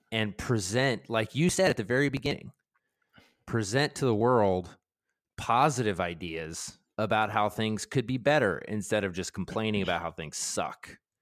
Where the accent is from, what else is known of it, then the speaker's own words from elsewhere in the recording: Baltimore, Maryland, United States; I grew up in Baltimore, and we grew up with Cal Ripken